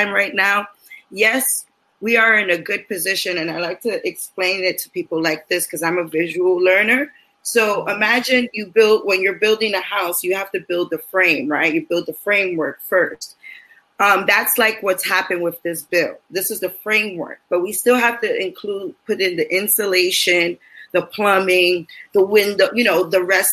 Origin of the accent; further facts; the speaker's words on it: New York City, New York, United States; I'm here in East Harlem. I'm born and raised in East Harlem.